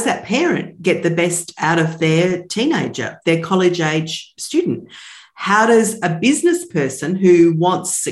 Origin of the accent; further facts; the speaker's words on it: Australia; I'm from Australia